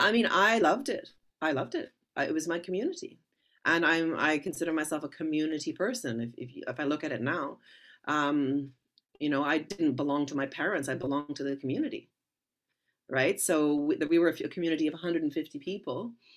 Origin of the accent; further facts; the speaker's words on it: Vancouver, British Columbia, Canada; I was raised in Vancouver, Canada